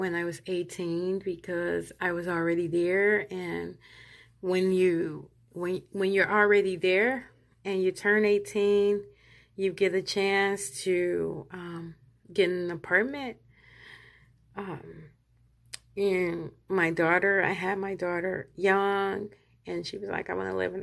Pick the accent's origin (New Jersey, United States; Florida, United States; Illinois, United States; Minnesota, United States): Illinois, United States; moved away; I'm from Illinois. So, you know, I've lived in several states, but I was born in Illinois